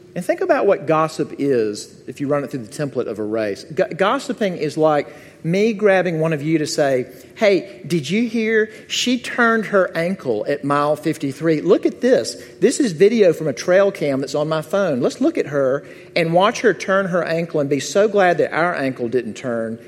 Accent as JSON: {"language": "English", "town": "Jackson", "region": "Mississippi", "country": "United States", "tie": "born or raised there", "moved": "yes", "said": "my hometown of Jackson, Mississippi"}